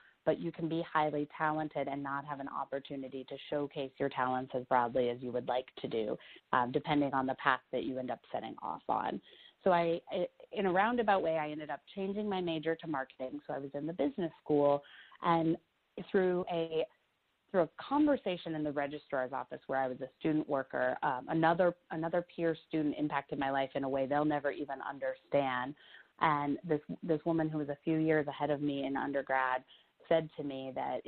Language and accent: English; Iowa, United States; I grew up in Iowa in quite a small town